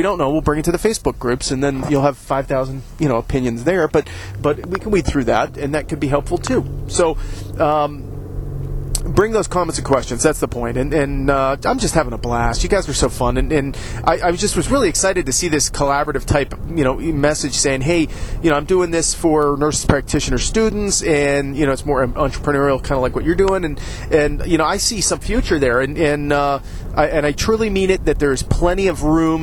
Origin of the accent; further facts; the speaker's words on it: Ohio, United States; I say it weird because I'm from Ohio. That's how we say it here.